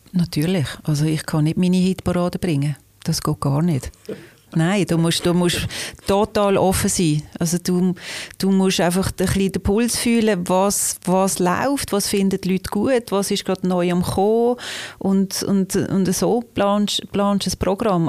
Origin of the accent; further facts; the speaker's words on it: Liestal, Basel-Landschaft, Switzerland; now in Basel, Switzerland; Aufgewachsen bin ich in Baselbiet, in Liestel